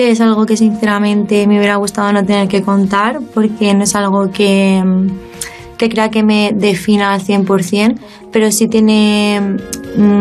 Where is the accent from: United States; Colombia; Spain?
Spain; Sabadell, Catalonia; Vengo de un barrio de Sabadell.